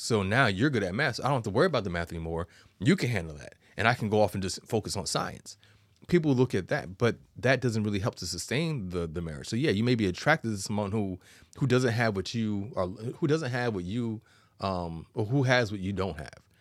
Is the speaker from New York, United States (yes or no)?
yes; New York, United States; I'm a New Yorker